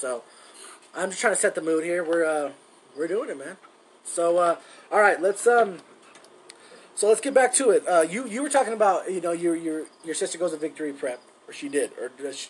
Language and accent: English; Commerce City, Colorado, United States; also born or lived in San Diego, California; I moved out of my hometown from Colorado, Commerce City, Colorado, and then I went to San Diego, hung out there, and then they didn't work out, and then we ended up coming back here.